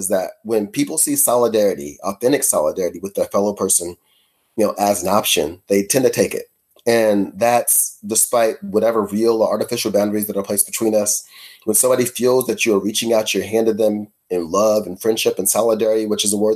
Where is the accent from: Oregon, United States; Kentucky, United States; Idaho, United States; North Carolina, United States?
Kentucky, United States; Louisville; I grew up in Shawnee